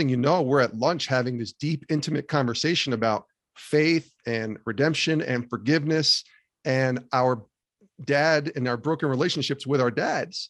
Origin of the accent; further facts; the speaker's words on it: Albany, New York, United States; Growing up in Albany, New York